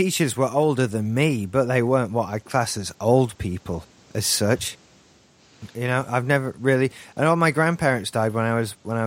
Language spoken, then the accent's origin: English; Yorkshire and the Humber, United Kingdom; I'm from South Yorkshire